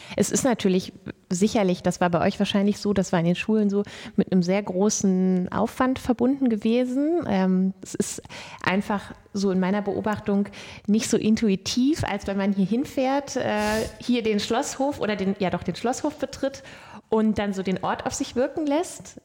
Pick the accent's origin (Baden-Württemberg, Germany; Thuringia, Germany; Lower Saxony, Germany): Lower Saxony, Germany; moved away as an adult; also born or lived in southeastern Bavaria; Standortwechsel von Südostbayern zurück in meine alte Heimat Niedersachsen